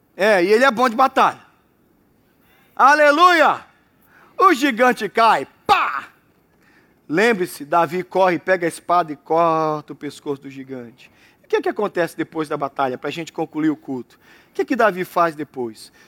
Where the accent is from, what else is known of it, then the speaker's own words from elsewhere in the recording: Brazil; eu saí da Jabateu